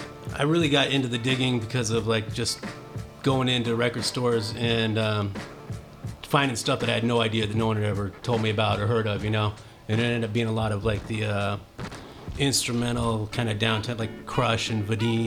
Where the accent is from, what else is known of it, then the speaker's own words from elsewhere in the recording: Oakland, California, United States; also born or lived in Santa Cruz, California; As a young kid to like fifth grade in Oakland.